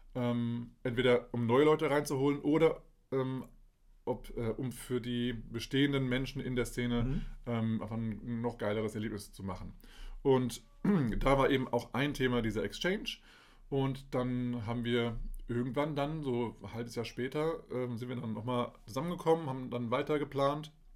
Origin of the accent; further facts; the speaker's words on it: Dieburg, Hesse, Germany; moved away; also born or lived in Kassel; Ich bin in Aale Hesse und äh, geboren in Kassel und aufgewachsen ja, äh, bei Dieburg